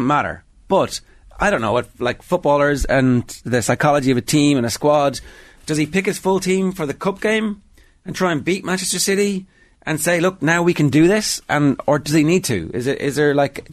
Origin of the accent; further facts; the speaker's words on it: Ireland; Irish football fans